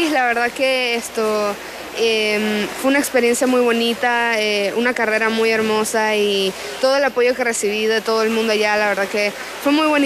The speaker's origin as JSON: {"language": "Spanish", "country": "Panama", "tie": "born or raised there", "said": "yo estoy muy feliz de poder ver a mi familia y poder estar en mi tierrita ya por fin en casa"}